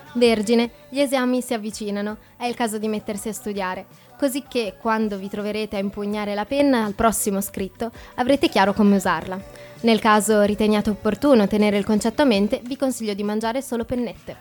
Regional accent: Forlì, Emilia-Romagna, Italy; now in Trento, Italy; A 15 minuti da Forlì, mia città natale.

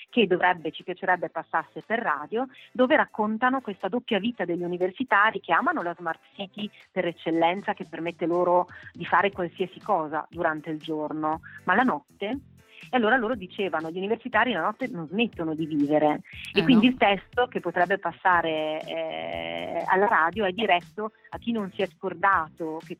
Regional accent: Trentino-Alto Adige, Italy

